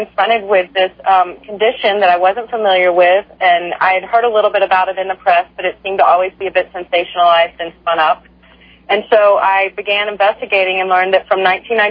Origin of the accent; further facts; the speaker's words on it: Texas, United States; I was raised in a conservative family in Texas